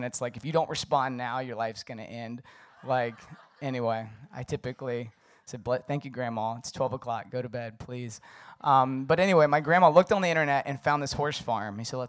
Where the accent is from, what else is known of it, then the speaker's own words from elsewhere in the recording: Virginia, United States; So I grew up in the Shenandoah Valley, beautiful mountains. And there's lots of horses, horseback riding.